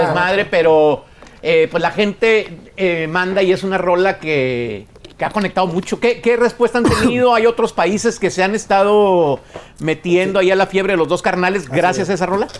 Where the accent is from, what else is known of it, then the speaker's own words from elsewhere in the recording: Apodaca, Nuevo León, Mexico; yo soy de Monterrey de la Mitra Centro, pero Apodaca